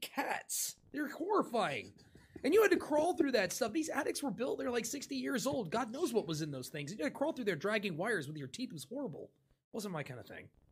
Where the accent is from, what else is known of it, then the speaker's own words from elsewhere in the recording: Miami, Florida, United States; I grew up in Miami